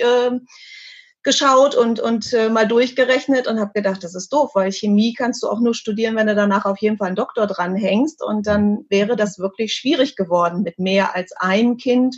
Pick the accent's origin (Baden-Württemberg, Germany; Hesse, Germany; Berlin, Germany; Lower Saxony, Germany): Lower Saxony, Germany; Hanover; diese eine Firma damals in Hannover, an meinem Geburtsort